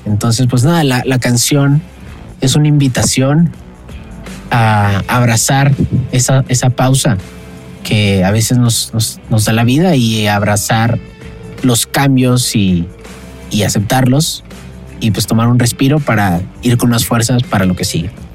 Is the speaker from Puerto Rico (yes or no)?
no; Saltillo, Coahuila, Mexico; now in Mexico City, Mexico; soy un cantautor de Saltillo, actualmente vivo en la Ciudad de México